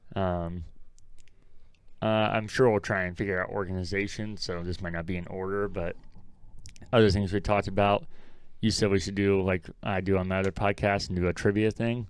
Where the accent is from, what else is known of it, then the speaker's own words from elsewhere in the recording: Ohio, United States; growing up in Ohio